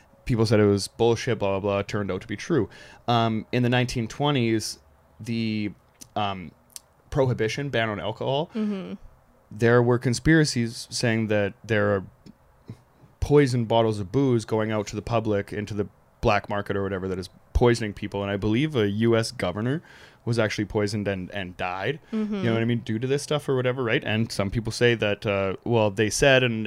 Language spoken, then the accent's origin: English; Canada; I'm also from Canada too